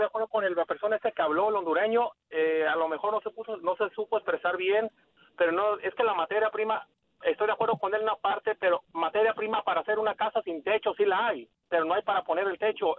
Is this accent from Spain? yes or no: no; Mexico; now in Los Angeles, United States; yo soy mexicano y soy de Chivas